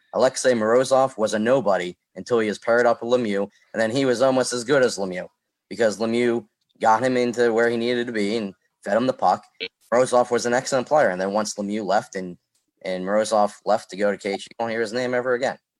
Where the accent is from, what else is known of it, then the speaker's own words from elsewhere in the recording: Pittsburgh, Pennsylvania, United States; I'm from Pittsburgh